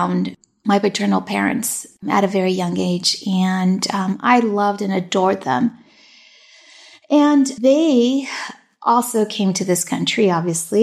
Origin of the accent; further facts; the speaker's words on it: Long Beach, California, United States; first language Spanish; English is a second language; also born or lived in Fountain Valley, California; I was actually born here in Long Beach, California. So I'm a true Angelina through and through. And, you know, I did not speak English until I got to kindergarten